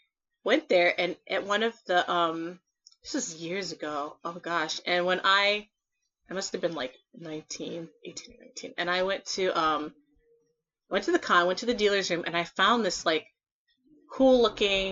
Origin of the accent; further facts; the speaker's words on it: Ohio, United States; I'm from Ohio